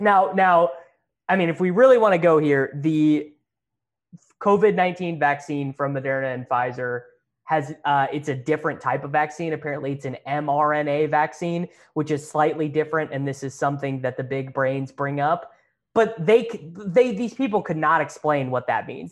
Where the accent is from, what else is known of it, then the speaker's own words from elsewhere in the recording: Kansas, United States; I grew up playing in Kansas